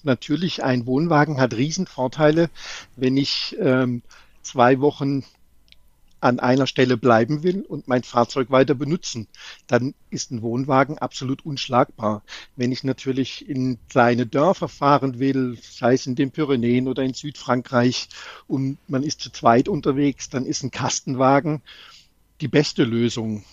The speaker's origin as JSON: {"language": "German", "town": "Baden-Baden", "region": "Baden-Württemberg", "country": "Germany", "said": "ich komme aus Baden-Baden"}